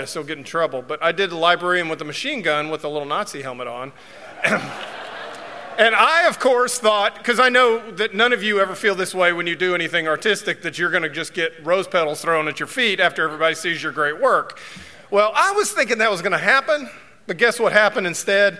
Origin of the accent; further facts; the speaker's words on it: Georgia, United States; when I was growing up in Georgia. So I went to Sprayberry High School